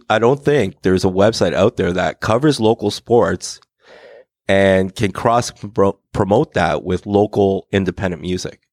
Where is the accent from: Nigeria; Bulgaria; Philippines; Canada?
Canada; Hamilton, Ontario; I grew up on the East Mountain, cool. Hamilton East Mountain.